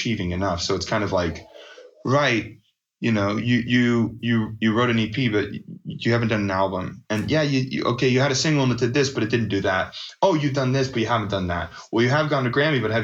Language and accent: English; Las Vegas, Nevada, United States; Mix 94.1, the station I grew up listening to in Las Vegas